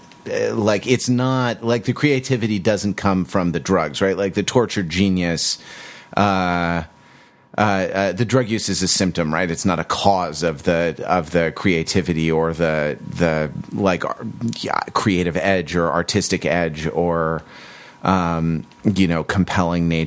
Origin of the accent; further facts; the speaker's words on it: Santa Monica, California, United States; Santa Monica, California, my hometown.